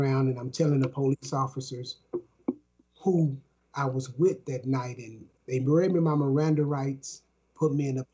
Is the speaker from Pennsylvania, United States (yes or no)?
no; Dallas, Texas, United States; I'm from Dallas, Texas